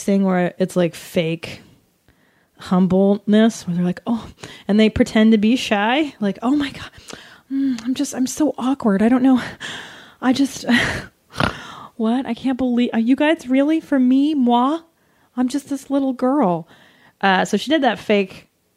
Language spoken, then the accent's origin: English; San Fernando Valley, California, United States; growing up in the valley